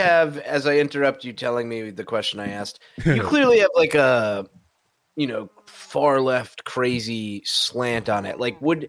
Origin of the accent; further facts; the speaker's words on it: Saudi Arabia; now in United States; growing up in Saudi